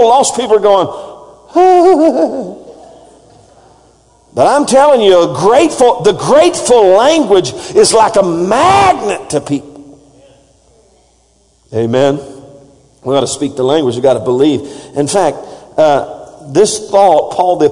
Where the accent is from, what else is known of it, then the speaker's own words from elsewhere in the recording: Texas, United States; accent: Texas; my Texas accent